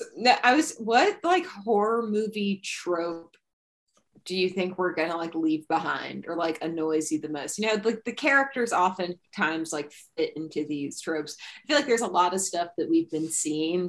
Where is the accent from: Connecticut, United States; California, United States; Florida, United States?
California, United States; near Modesto; a town adjacent to my hometown